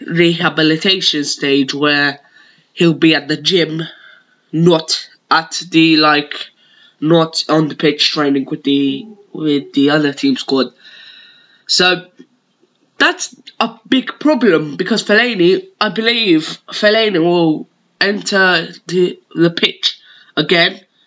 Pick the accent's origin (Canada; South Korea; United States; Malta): Malta; accent: Maltese; my native Maltese accent